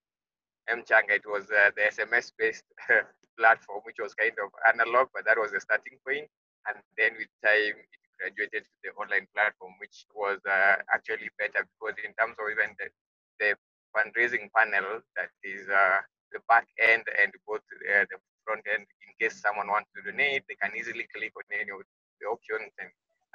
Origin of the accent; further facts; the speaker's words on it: West Pokot County, Kenya; Sorry, I happen to be on the road, and I'm from West Pokot, but I'm now approaching Nairobi.